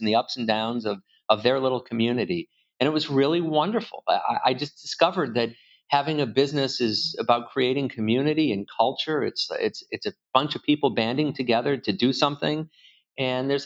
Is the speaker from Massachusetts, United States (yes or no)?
yes; Worcester, Massachusetts, United States; also born or lived in Boston, Massachusetts; I was born in Worcester and I live just outside of Boston. So I haven't made it very far, about 40 miles in 53 years